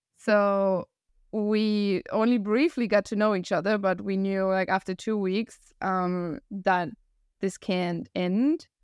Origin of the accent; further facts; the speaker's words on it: Germany; English is a second language; moved away as an adult; also born or lived in Chile / China; I'm original from Germany